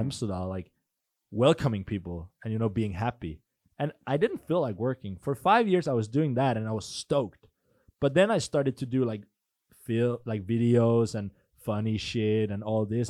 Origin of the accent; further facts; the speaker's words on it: Denmark; also born or lived in Norway; I'm from Denmark